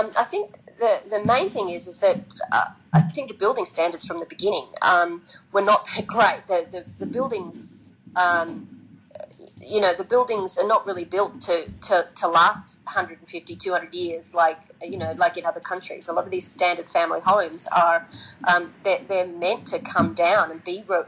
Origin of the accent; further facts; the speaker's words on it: Australia; moved away as an adult; now in Japan; I grew up in Australia where you know, bricks and mortar, everything, you know, appreciated